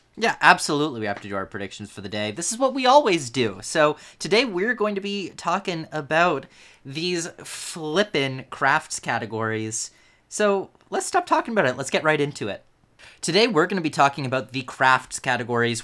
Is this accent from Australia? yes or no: no; Canada; I am Canadian